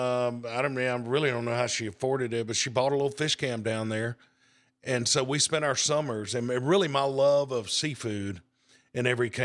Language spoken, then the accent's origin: English; Hattiesburg, Mississippi, United States; now in Madison, United States; Yeah, I was born in Hattiesburg, 1961. Family had been there for several generations.